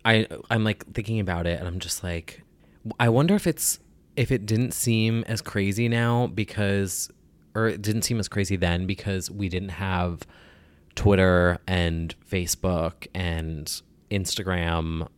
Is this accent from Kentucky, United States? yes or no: no; New Jersey, United States; I'm from Jersey